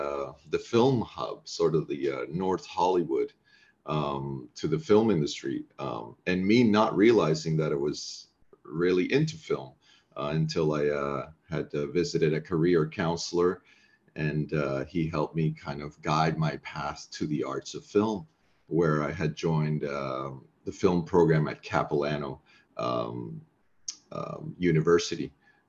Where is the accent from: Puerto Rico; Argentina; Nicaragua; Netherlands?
Nicaragua; English is a second language; moved away; also born or lived in Ecuador / Middle East / Turkey / Saudi Arabia; That dates back to Central America, I guess, in the 80s, where I was raised. I was born in Ecuador and raised in Nicaragua, mainly.